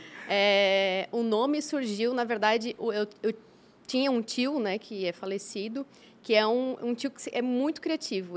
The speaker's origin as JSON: {"language": "Portuguese", "town": "Blumenau", "region": "Santa Catarina", "country": "Brazil", "tie": "born or raised there", "also_born_or_lived": "China", "said": "meus pais somos naturais de Blumenau"}